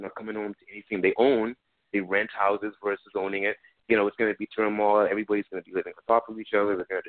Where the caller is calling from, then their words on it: Florida, United States; I'm calling from Florida.